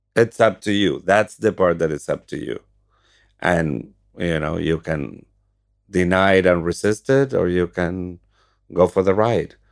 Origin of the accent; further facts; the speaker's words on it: Argentina; moved away; I'm from Argentina